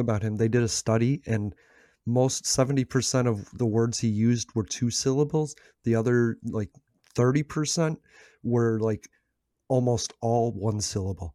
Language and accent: English; United States; America. I'm from America.